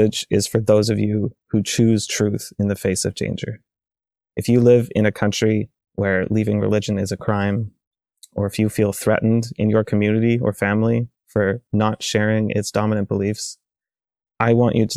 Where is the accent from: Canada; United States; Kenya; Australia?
Canada; I'm an atheist from Canada.